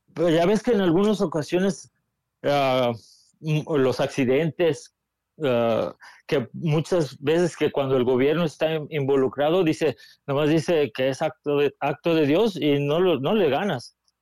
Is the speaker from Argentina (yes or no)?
no; Mexico; nacimos en México